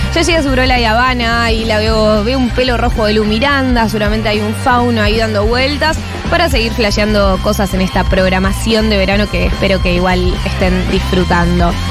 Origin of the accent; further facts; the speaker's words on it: Argentina; de nuestro país